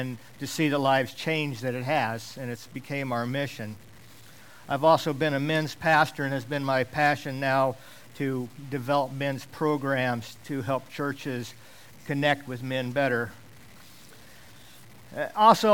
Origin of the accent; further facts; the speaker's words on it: Alaska, United States; I grew up in Alaska. I've lived here most all of my life.